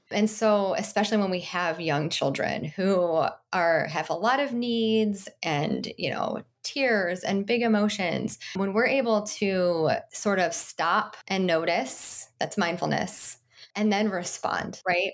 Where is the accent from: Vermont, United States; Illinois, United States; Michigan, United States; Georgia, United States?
Michigan, United States; I grew up in Michigan with my mom and my dad